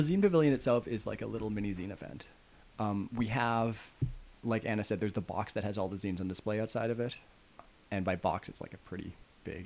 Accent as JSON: {"language": "English", "country": "Canada", "said": "I live in Canada. Yeah. I don't, I'm not, I'm a Canadian. Like, I'm not American"}